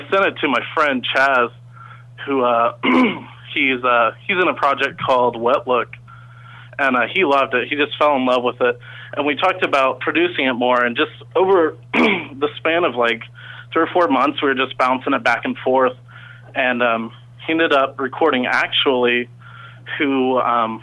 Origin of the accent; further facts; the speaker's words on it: Kansas City, United States; moved away as an adult; now in Vancouver, Canada; I'm from Kansas City, and I moved to Canada this year